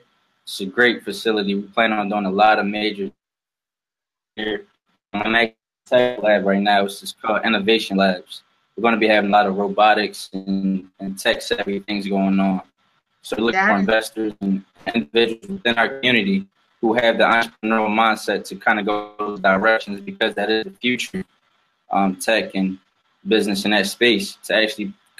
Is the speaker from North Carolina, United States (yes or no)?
no; Philadelphia, Pennsylvania, United States; I'm from Philadelphia originally, born and raised. It's a tough city